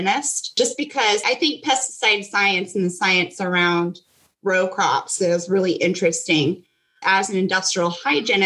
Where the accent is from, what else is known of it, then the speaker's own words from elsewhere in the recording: Stockton, Missouri, United States; I grew up in Missouri, Stockton, Missouri